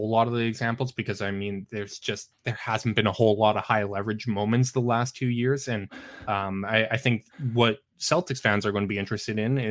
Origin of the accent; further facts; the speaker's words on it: Canada; as a Canadian